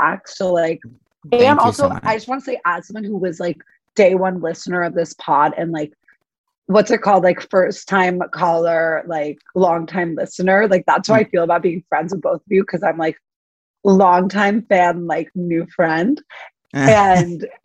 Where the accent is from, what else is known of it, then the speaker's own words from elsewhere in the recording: New York City, New York, United States; I grew up on the Upper East, like Blair Waldorf vibes